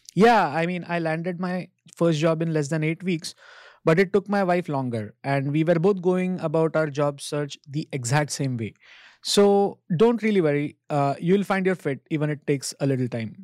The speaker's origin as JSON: {"language": "English", "country": "India", "moved": "as an adult", "lives_now": "Ontario, Canada", "said": "My home country, India"}